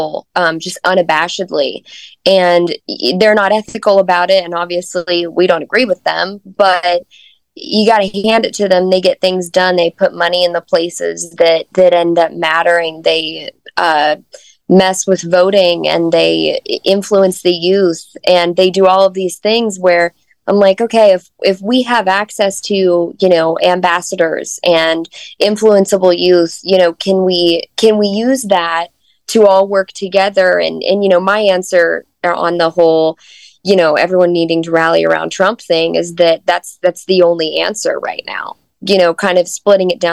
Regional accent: Fayetteville, Arkansas, United States; my hometown of Fayetteville, Arkansas

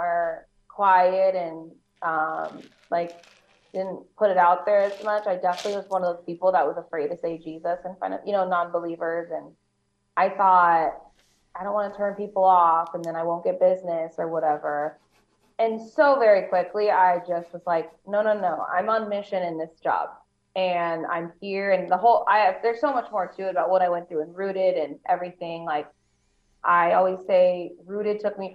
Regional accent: Phoenix, Arizona, United States; also born or lived in Los Angeles / Orange County / San Diego; now in Las Vegas, United States; I grew up in Phoenix

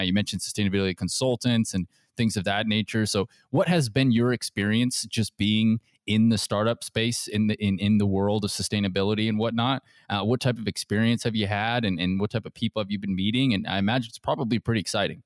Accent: Seattle, Washington, United States; moved away; I'm from the Seattle area

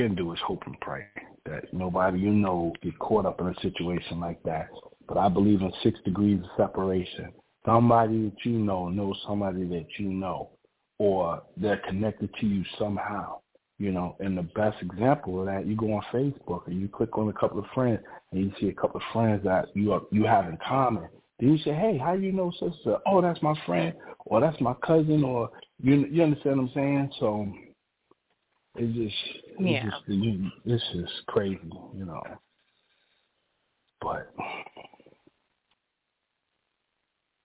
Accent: New York, United States; moved away; I'm originally from New York.

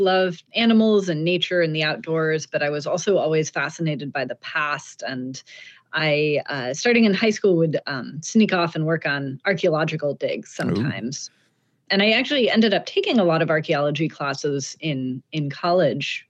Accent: Pacific Northwest, United States; I grew up in the Pacific Northwest

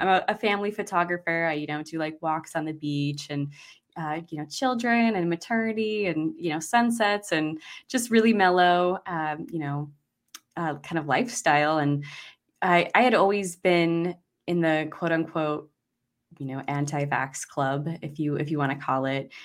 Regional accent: Idaho, United States; now in Maui, United States; I'm originally from Idaho, so I think that's where I got my freedom-loving spirit from

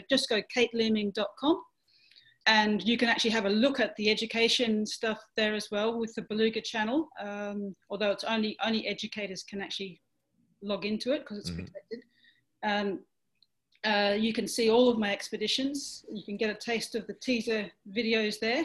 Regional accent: Western Australia, Australia; moved away; Western Australia, my home state, which I'm missing a lot at the moment

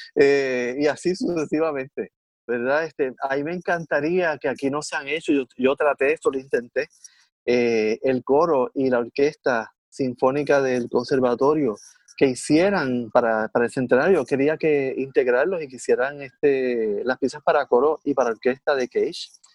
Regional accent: Puerto Rico; de Puerto Rico

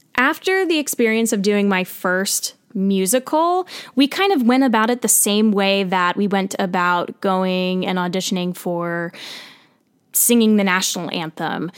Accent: central New Jersey, United States; I grew up in New Jersey, central New Jersey.

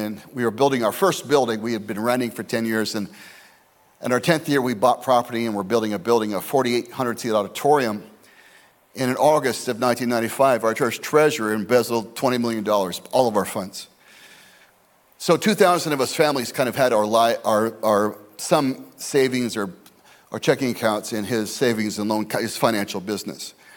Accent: Scottsdale, Arizona, United States; my hometown, my boyhood hometown of Scottsdale, Arizona

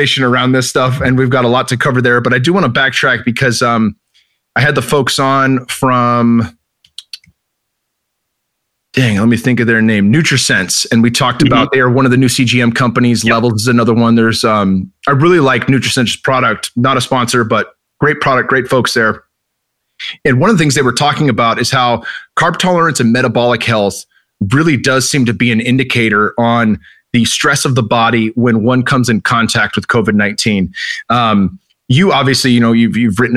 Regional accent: Northern California, United States; I grew up in Northern California

